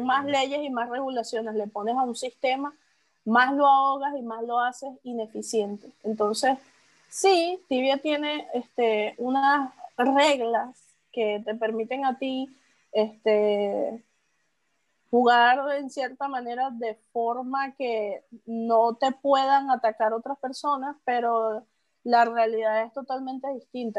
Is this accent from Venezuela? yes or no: yes; Venezuela; como venezolano